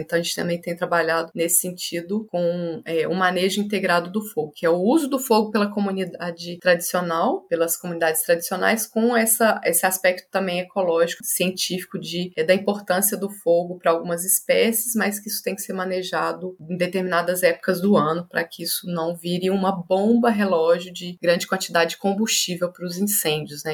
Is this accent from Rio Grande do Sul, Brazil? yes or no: no; Belo Horizonte, Minas Gerais, Brazil; Nasci em Belo Horizonte, Minas Gerais, de pais bem corajosos